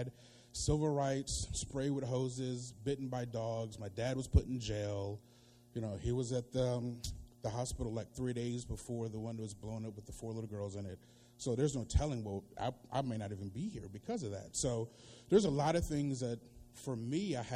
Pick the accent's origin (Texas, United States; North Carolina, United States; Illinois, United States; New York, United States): North Carolina, United States; I grew up in North Carolina